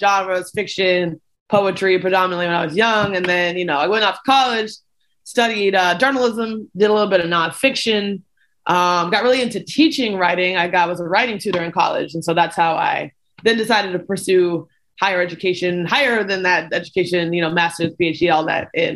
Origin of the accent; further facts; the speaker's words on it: Louisville, Kentucky, United States; now in Athens, Georgia, United States; I grew up in Louisville. I grew up outside of Louisville, Kentucky